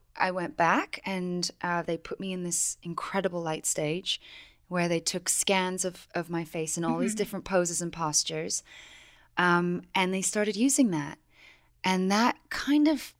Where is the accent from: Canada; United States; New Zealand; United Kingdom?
United Kingdom; England; moved away; I'm from England originally